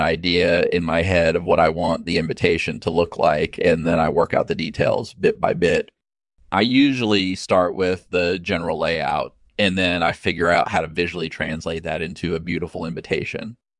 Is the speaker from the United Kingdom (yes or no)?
yes; Burstone area of Essex, East of England, United Kingdom; I was born and raised in the Burstone area of Essex, England